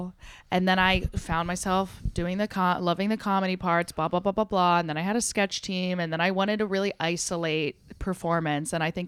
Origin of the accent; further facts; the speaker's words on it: New Jersey, United States; So we were a big comedy house, and we're from the Jersey Shore, so we're all like assholes.